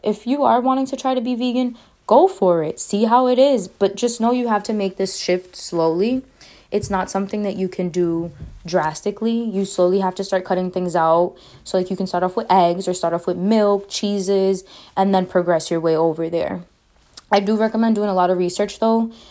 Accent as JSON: {"language": "English", "town": "Boston", "region": "Massachusetts", "country": "United States", "said": "I'm from Boston, Mass."}